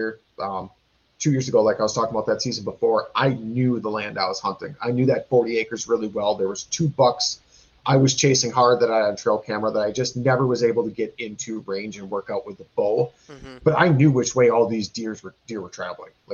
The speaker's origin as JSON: {"language": "English", "region": "Wisconsin", "country": "United States", "said": "we are from Wisconsin. It's a big drinking state"}